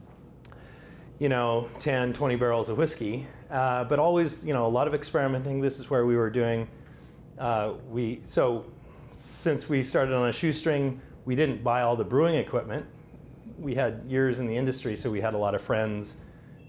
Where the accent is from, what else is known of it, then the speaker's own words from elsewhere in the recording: Seattle, Washington, United States; I grew up in Seattle